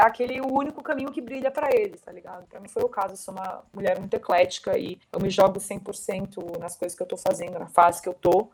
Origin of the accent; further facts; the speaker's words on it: São Paulo, Brazil; eu sou de São Paulo.